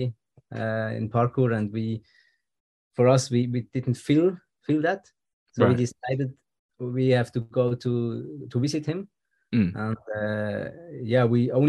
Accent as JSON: {"language": "English", "country": "Switzerland", "second_language": "English", "said": "here in Switzerland, we have also the French television"}